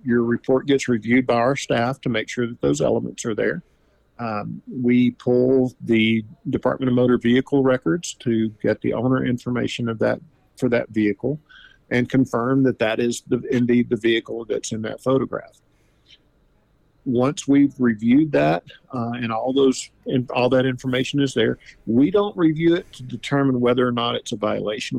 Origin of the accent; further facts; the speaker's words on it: Louisiana, United States; moved away; I'm originally from Louisiana